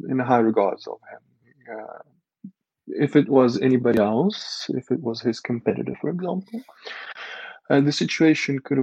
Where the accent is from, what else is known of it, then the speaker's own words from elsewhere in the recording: Zaporizhzhia Oblast, Ukraine; now in Kyiv, Ukraine; I'm actually from that region.